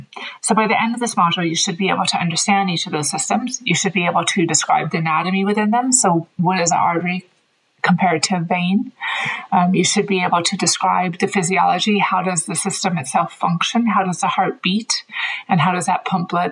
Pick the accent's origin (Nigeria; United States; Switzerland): United States; Oakland, California; moved away as an adult; also born or lived in Dublin, Ireland; now in Galway, Ireland; I'm originally from Oakland, California, but I've lived in Ireland for about 20 years now.